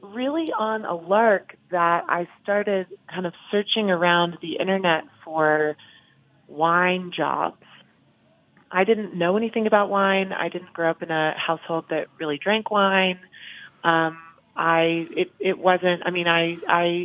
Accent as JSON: {"language": "English", "region": "Massachusetts", "country": "United States", "tie": "born or raised there", "moved": "as an adult", "lives_now": "California, United States", "said": "I grew up in Massachusetts. I went to school in Massachusetts"}